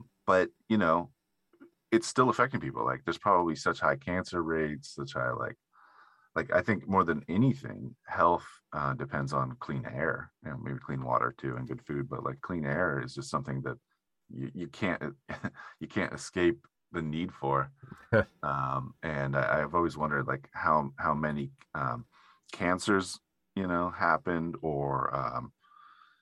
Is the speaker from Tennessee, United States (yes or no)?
no; Humboldt County, near Eureka, California, United States; moved away as an adult; now in San Francisco, United States; in my town up in Eureka, or near where I grew up in Humboldt County